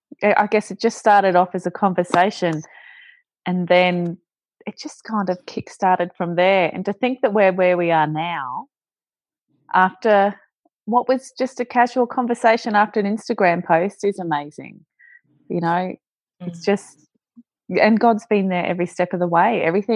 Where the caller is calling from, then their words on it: Melbourne, Victoria, Australia; I'm calling from Melbourne. It's a bit cold and overcast.